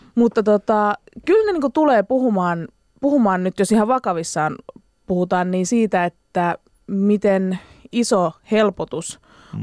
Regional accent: Espoo, Uusimaa, Finland; mähän on niinku Espoon getosta, niin. eli Laaksolahdesta.

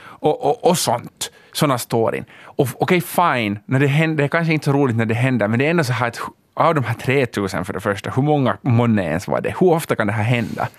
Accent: Finland; Vi är världens mest privilegierade etniska minoritet

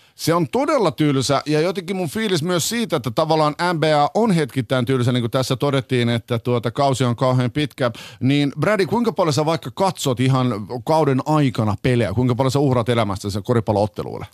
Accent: Finland; me ollaan Suomesta

